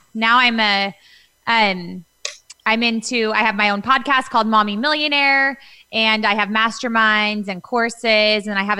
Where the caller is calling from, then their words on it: Newport Beach, California, United States; I am in Newport Beach, California, where I live.